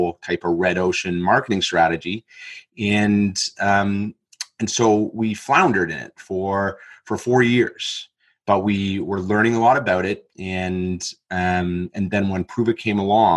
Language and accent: English; Canada; moved away as an adult; now in Australia; I am from Canada originally, but I had moved to Australia about 8 years ago.